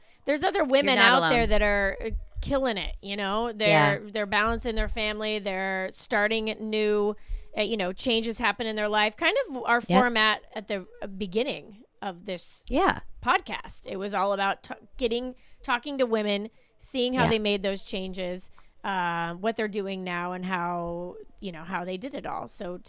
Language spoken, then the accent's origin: English; Indiana, United States; I was like from Indiana. I was short and muscular with like brown hair and brown eyes.